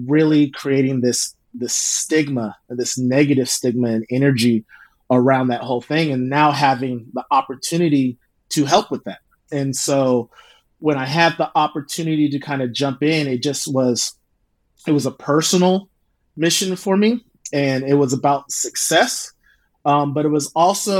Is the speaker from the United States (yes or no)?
yes; Oakland, California, United States; also born or lived in Indiana; now in Sacramento, United States; I grew up in the Bay and then my parents had got divorced